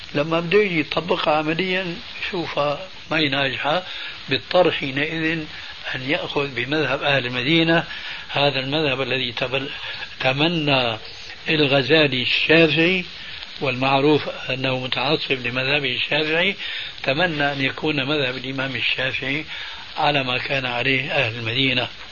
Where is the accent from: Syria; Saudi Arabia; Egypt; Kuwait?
Syria; عندنا في الشام